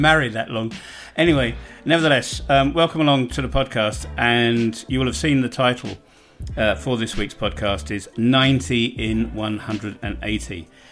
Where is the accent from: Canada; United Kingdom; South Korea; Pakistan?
United Kingdom; moved away as an adult; now in Bosnia and Herzegovina; being a Brit